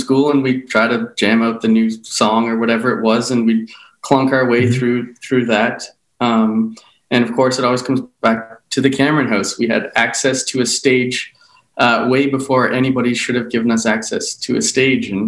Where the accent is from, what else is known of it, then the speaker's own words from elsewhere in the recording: Toronto, Ontario, Canada; we were born and raised in Toronto in the same household my parents still have